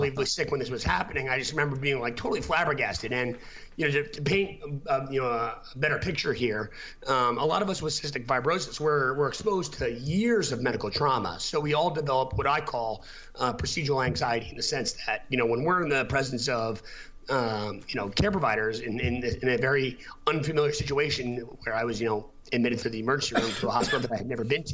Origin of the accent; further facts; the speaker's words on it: United States; moved away; also born or lived in Boston; I'm from New York originally